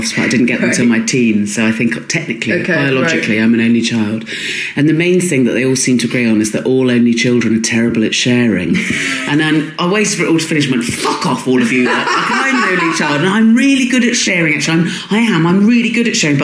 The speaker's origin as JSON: {"language": "English", "town": "Swanage", "region": "South West England", "country": "United Kingdom", "tie": "born or raised there", "moved": "yes", "said": "I grew up in Dorset and Swanage"}